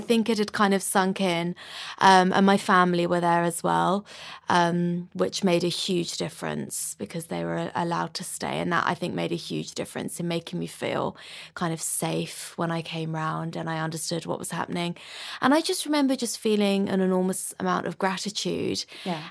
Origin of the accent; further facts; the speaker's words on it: London, United Kingdom; I'm a musician, born and bred in London.